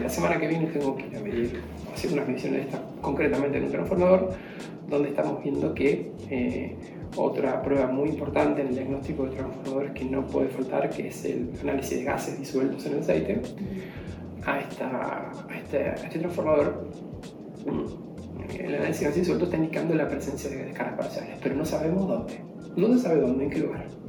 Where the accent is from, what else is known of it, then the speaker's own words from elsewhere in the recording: Argentina; como argentino